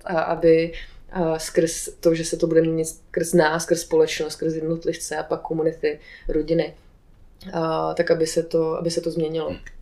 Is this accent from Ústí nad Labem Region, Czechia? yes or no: no; Aš, Karlovy Vary Region, Czechia; moved away; Já jsem původně z Aše